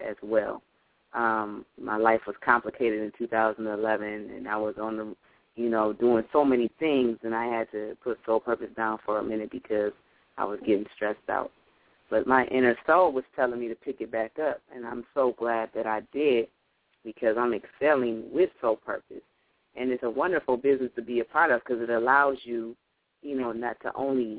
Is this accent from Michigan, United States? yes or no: yes; Lansing, Michigan, United States; I'm from Lansing, Michigan. I stay in Michigan